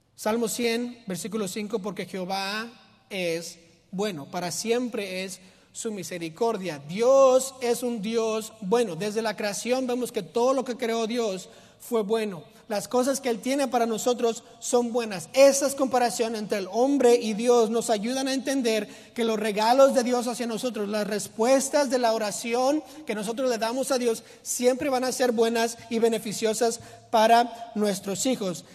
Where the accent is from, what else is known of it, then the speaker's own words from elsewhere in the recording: Mexico; yo soy mexicano